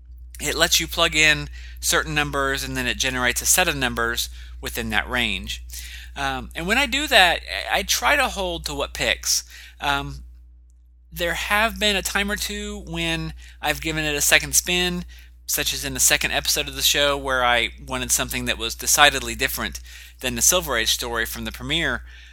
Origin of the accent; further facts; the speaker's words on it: United States; accent: American